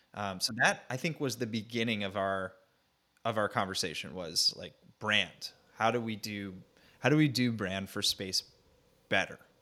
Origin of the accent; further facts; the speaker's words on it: North Central New Jersey, United States; moved away as an adult; also born or lived in Nashville, Tennessee / New York; I grew up in Jersey, uh, North Central New Jersey, suburbia